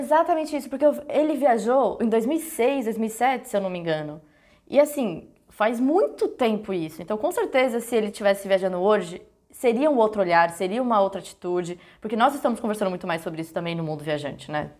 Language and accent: Portuguese; Brazil; Eu sou branca, só que eu sou brasileira